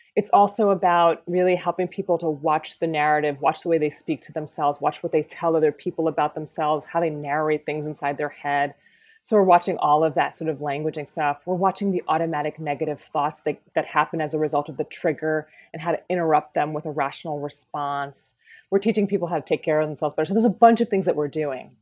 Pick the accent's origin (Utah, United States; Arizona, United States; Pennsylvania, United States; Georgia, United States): Pennsylvania, United States; rural; moved away; I was raised in Pennsylvania, in rural Pennsylvania.